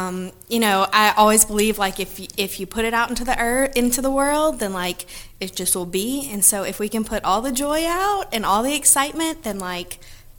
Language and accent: English; Franklin, Louisiana, United States; also born or lived in Thibodaux, Louisiana; I moved to Franklin when I was 8. I grew up in Franklin. I went to Hanson, and then I went to Loyola undergrad